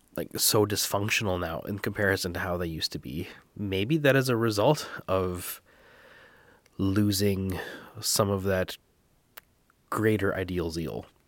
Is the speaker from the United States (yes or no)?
no; Canada; I am Canadian